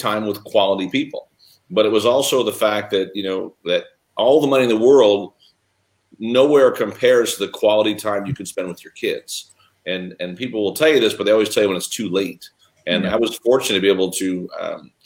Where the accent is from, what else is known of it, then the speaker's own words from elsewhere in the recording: Chicago, Illinois, United States; I was born and raised in Chicago